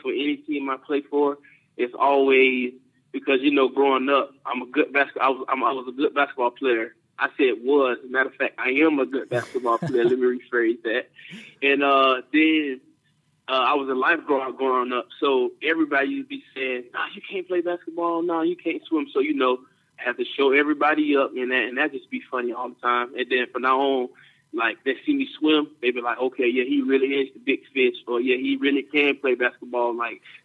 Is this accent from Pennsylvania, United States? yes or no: no; Jacksonville, Florida, United States; also born or lived in Miami, Florida; I'm from Jacksonville, Florida, and growing up, my whole dad's side of my family is from Miami, Florida